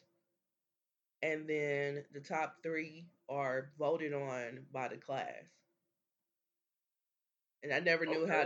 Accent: Kansas City, Missouri, United States; we're from Kansas City.

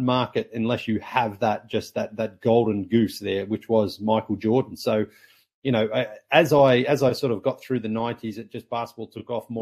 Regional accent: Sunbury, Victoria, Australia; moved away as an adult; also born or lived in Toronto; basketball in my hometown. And then even our local team, the Sunbury Jets

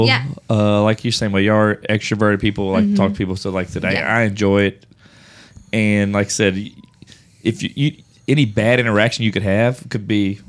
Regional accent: Louisiana, United States; we're from Louisiana.

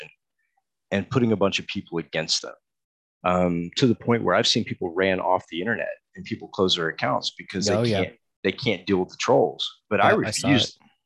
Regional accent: Texas, United States; I'm from Texas too. We call it frijoles. I'm from Texas.

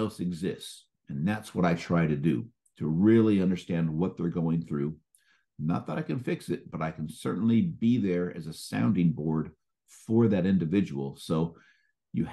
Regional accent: Marin County, California, United States; I grew up in Marin County, and Marin County connects to San Francisco via the Golden Gate Bridge

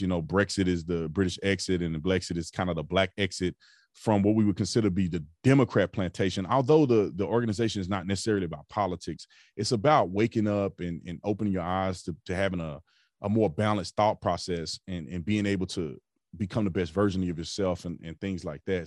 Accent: Fort Worth, Texas, United States; I grew up in Fort Worth, Texas

